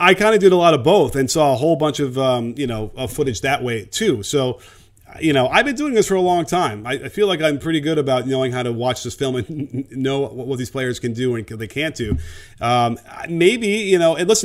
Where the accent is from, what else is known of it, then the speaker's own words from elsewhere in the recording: Chicago, Illinois, United States; growing up in Chicago